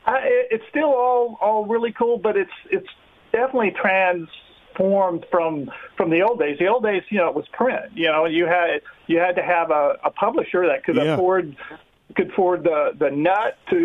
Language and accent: English; Austin, Texas, United States; moved away as an adult; they had one in my hometown of Austin, Texas.